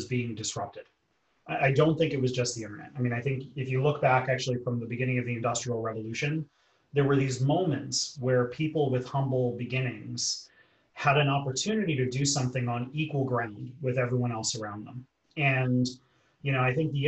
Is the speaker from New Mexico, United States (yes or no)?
no; New York City, New York, United States; I grew up in New York City to what we call in the US a blue collar family